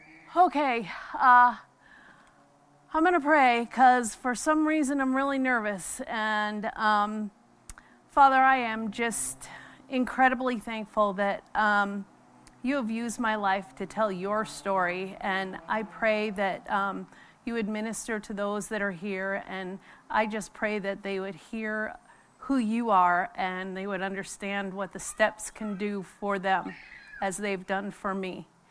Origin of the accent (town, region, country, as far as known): New York, United States; born or raised there